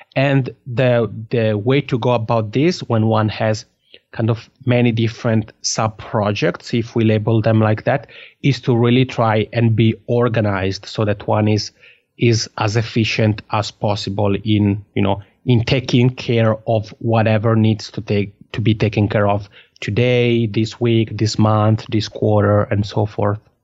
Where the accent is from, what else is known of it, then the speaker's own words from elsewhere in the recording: Italian-speaking Switzerland, Switzerland; accent: Macron; first language Italian; English is a second language; moved away as an adult; now in Finland; I'm from the Italian-speaking part of Switzerland. So Italian is my mother tongue